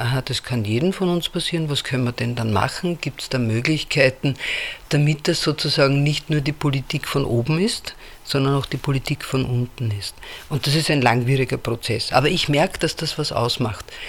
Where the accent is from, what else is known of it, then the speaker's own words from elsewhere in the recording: Vienna, Austria; ich komme aus Wien